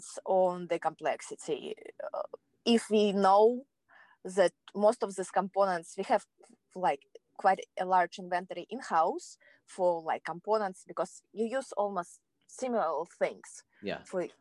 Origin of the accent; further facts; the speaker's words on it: Kazakhstan; English is a second language; moved away as an adult; now in United States; So it was in Kazakhstan. Yeah, it was back home